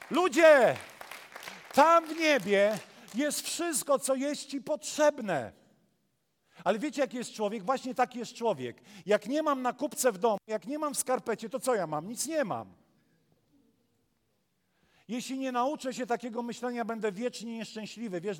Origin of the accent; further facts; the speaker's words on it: Warmian-Masurian Voivodeship, Poland; now in Pszów, Poland; I wiecie, ja jestem z Mazur. Właściwie to ja nie wiem skąd jestem, bo dla Mazurów jestem Ślązakiem, dla Ślązaków jestem Gorolem.